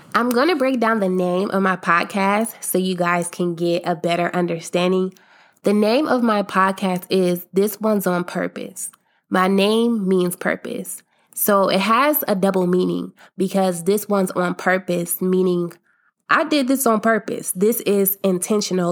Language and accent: English; Akron, Ohio, United States; I'm from Akron, Ohio